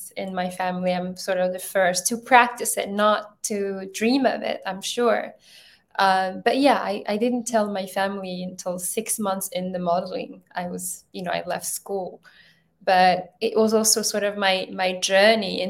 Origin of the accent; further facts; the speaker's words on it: Ethiopia; also born or lived in Europe; now in United States; I'm originally from Ethiopia